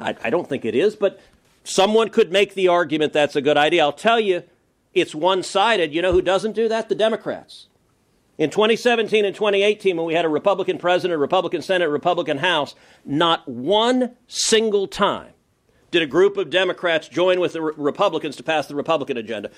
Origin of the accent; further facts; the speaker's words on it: Texas, United States; as a Texan